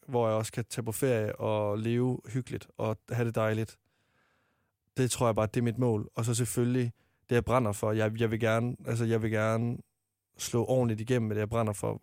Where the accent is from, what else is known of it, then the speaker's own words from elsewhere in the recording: Varde, Southern Denmark, Denmark; moved away as an adult; now in Copenhagen, Denmark; jeg var med i en drengegruppe hjemme i Varde, der jeg kom fra